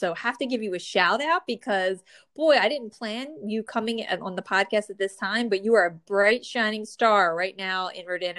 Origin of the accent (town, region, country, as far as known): New Jersey, United States; born or raised there